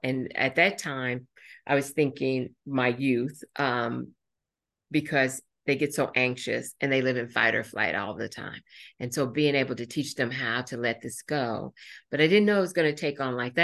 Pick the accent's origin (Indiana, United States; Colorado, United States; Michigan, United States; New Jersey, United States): Indiana, United States; Indianapolis; born or raised there; also born or lived in Marion, Indiana